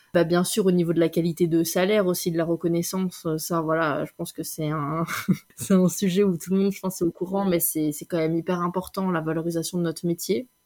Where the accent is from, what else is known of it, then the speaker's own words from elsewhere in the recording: France; moved away as an adult; also born or lived in Belgium; now in Switzerland; je suis française